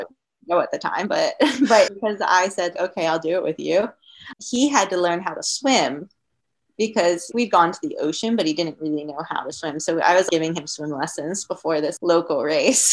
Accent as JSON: {"language": "English", "region": "Maryland", "country": "United States", "also_born_or_lived": "New York / Colorado", "moved": "as an adult", "said": "we're from Maryland, and my dad and I drove out from Maryland to Colorado"}